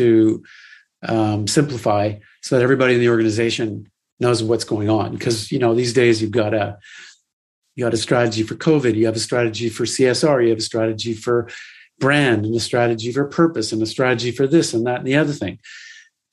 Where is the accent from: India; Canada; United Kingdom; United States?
Canada; growing up in Canada